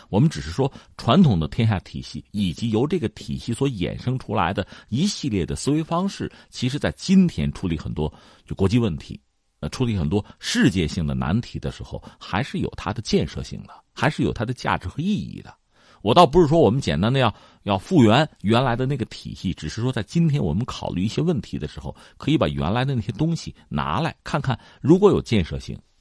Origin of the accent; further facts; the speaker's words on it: China; 我们中国传统的丝绸也好啊，我们陶瓷的茶叶